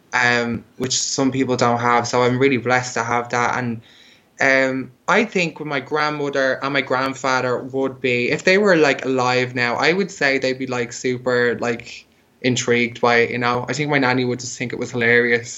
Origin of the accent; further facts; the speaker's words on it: Dublin, Leinster, Ireland; moved away; also born or lived in Berlin; I'm from Ireland, so I'm from Dublin, and like Dublin's still pretty kind of like a closed-minded place